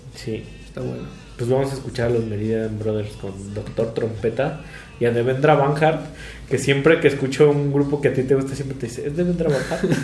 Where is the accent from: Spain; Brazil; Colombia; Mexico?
Mexico